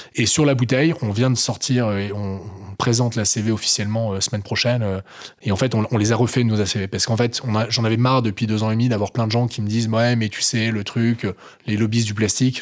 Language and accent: French; the Nord, Hauts-de-France, France; je suis un vrai ch'ti, tu vois. parents ch'ti, de grands-parents ch'ti, tu vois. Donc, vrai mec du Nord.